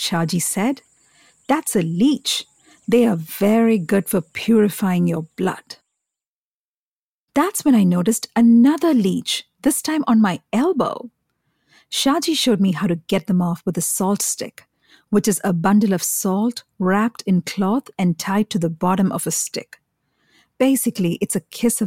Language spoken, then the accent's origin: English; Kochi, Kerala, India; also born or lived in Delhi; now in New York, United States; I grew up in Kerala, the South Indian state